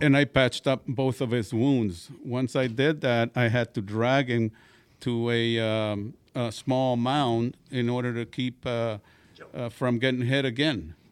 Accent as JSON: {"language": "English", "town": "Pecos", "region": "Texas", "country": "United States", "tie": "born or raised there", "said": "I grew up in, uh, Pecos, Texas"}